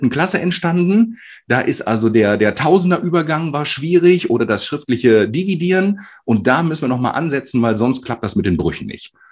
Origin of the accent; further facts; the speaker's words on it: Northern Germany, Germany; Norddeutscher. Karneval